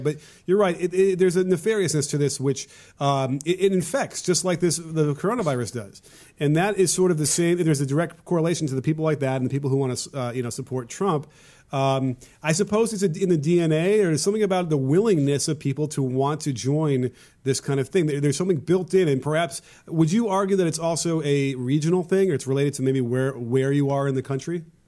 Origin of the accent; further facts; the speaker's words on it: Chicago, Illinois, United States; I grew up in Chicago